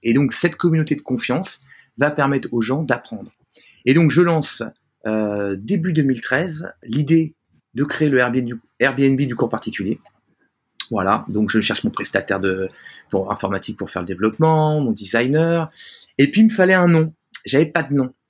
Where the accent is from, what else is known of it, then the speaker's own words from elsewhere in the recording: France; also born or lived in New York / San Francisco; je suis français, hein, donc j'ai la culture française.